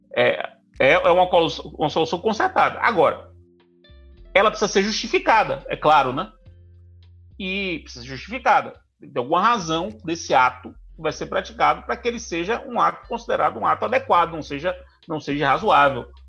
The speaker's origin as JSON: {"language": "Portuguese", "country": "Brazil", "said": "nós brasileiros"}